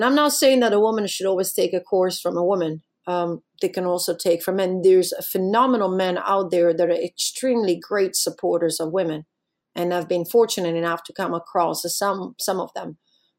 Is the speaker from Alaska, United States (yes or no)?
yes; Alaska, United States; Well, I'm from Alaska. I don't have a problem with that.